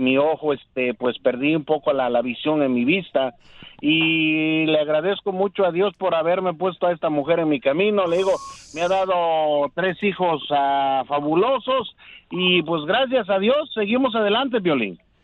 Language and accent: Spanish; Oaxaca, Mexico; moved away; yo soy del estado de Oaxaca